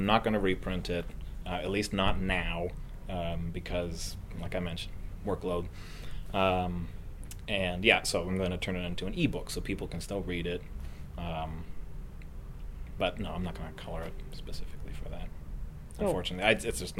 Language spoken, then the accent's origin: English; Richmond, British Columbia, Canada; accent: Richmond accent; I'm from Vancouver. I grew up in Richmond.